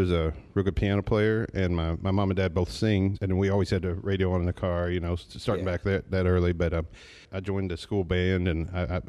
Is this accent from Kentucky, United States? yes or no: yes; Kentucky, United States; also born or lived in Illinois / Chicago; No, I grew up in Kentucky at different times in my life. I've lived in Hazard. I've lived in Leslie County. I lived in London.